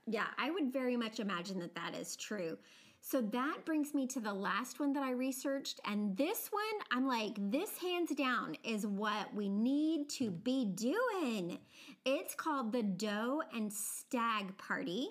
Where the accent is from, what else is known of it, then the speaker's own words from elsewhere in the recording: United States; I am from a part of the country that definitely has a more subtle accent, but I very definitely have an accent.